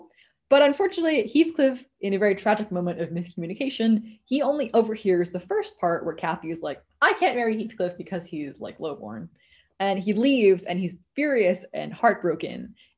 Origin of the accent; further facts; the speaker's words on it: United States; we are American, and second of all, we are living in the 21st century